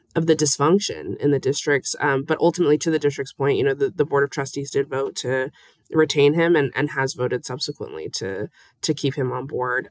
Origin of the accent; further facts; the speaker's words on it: Las Vegas, Nevada, United States; moved away as an adult; I'm, I'm from Las Vegas and, you know, I was born here and I actually used to go to school downtown